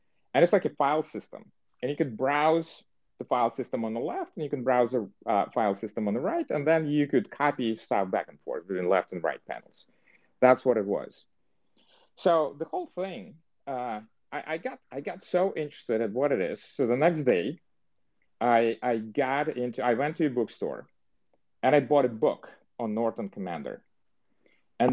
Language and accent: English; Dnipro, Dnipropetrovsk Oblast, Ukraine; moved away as an adult; also born or lived in New York / New Jersey; now in Silicon Valley, United States; I was born, and for the entire 18 years, I lived in a city that used to be called Dnipropetrovsk. It's Dnipro now